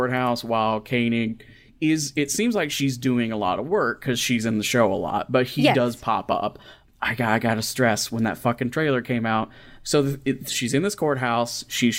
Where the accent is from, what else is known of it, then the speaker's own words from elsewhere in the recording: Kentucky, United States; now in Indiana, United States; I'm from Kentucky and I live in Southern Indiana.